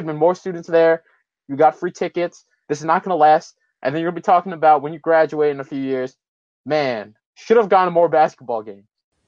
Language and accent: English; New York, United States; moved away as an adult; as a New Yorker who did not know that the Big Five existed until I came to Villanova